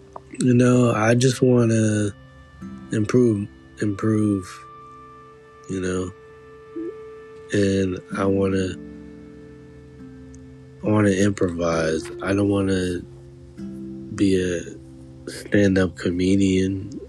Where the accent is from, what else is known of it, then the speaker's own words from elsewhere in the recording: St. Louis, Missouri, United States; born and raised. I grew up in St. Louis, Missouri